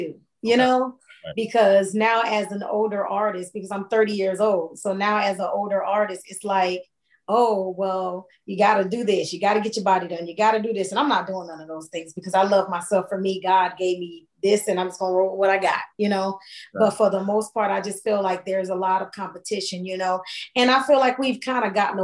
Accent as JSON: {"language": "English", "town": "Hollywood", "region": "Florida", "country": "United States", "moved": "yes", "said": "Miami, where I'm originally from. I'm from Hollywood, Florida"}